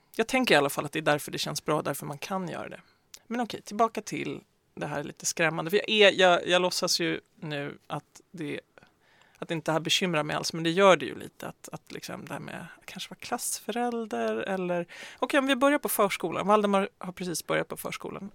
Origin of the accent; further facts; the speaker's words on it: Västmanland, Sweden; jag kommer ju själv från Västmanland